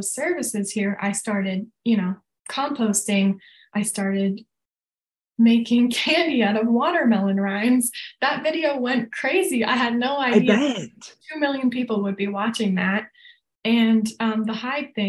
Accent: Vermont, United States; now in Colorado, United States; I'm from Vermont

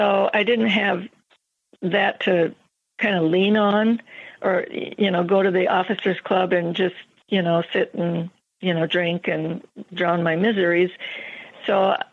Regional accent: Minnesota, United States; now in Montana, United States; I'm from Minnesota

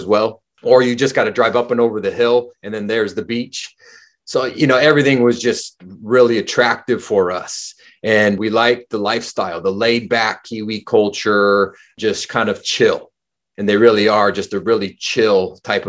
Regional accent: California, United States; moved away as an adult; now in New Zealand; Born and raised in California, pretty much lived my entire life in California until I moved to New Zealand.

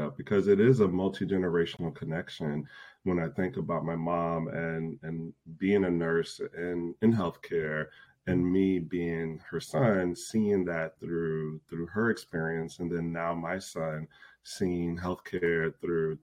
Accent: Chicago, Illinois, United States; moved away as an adult; now in Minneapolis, United States; I grew up in the Chicago area

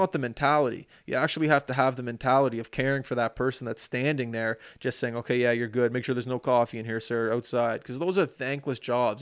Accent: Canada

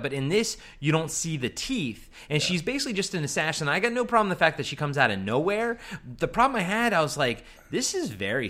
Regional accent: Maryland, United States; accent: Maryland; Is that my Maryland accent?

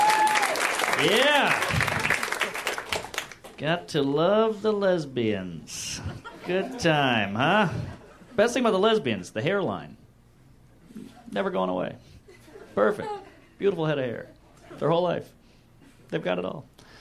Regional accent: the South, United States; I grew up in the South

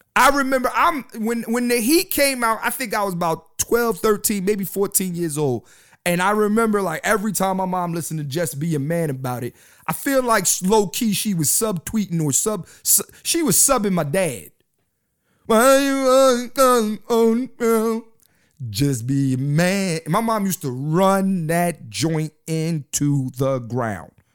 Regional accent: Philadelphia, Pennsylvania, United States; I'm from Philly. I live in Philly

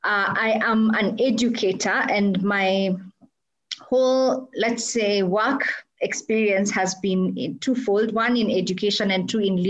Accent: Kenya; I am a Kenyan, and I'm also a wife and a mother

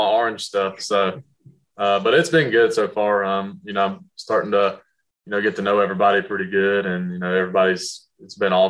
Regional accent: North Carolina, United States; I'm from North Carolina, so the family's, you know, only five and a half hours away from Washington.

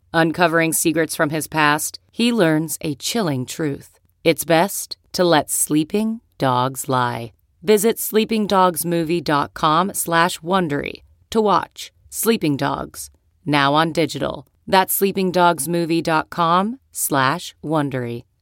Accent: Nairobi, Kenya; now in United States; I was born in Nairobi.

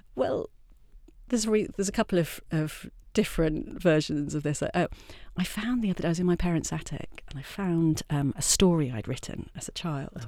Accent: Wiltshire, South West England, United Kingdom; moved away as an adult; also born or lived in Durham; I'm from Wiltshire, originally.

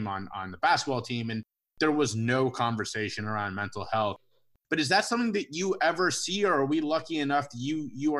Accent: Cincinnati, Ohio, United States; I'm a Cincinnati guy. I grew up in Cincinnati, big Cincinnati Reds fan

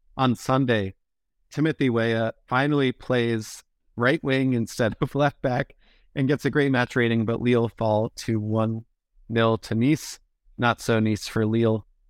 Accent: United States; American fans

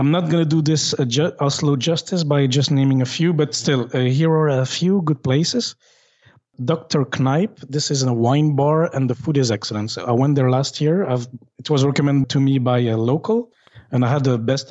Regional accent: Belgium; I'm from Belgium

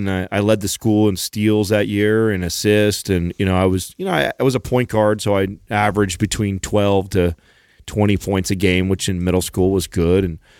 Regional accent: California, United States; I had a little bit of teasing right out the gates because I was from California, and I was teased for you know, like people call me Mexican Quarter

